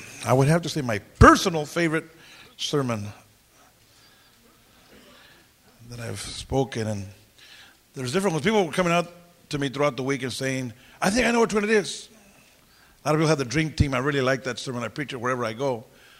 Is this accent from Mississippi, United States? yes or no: no; Santa Paula, California, United States; when I was a little kid growing up in Bethesda, hallelujah, in my hometown, Santa Paula, wherever that is